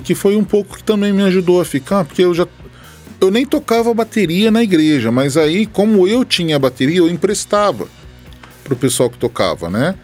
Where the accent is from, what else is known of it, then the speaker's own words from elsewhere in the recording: Batatais, São Paulo, Brazil; moved away as an adult; also born or lived in São Carlos; now in Ribeirão Preto, Brazil; Nascido e criado aqui em Batatais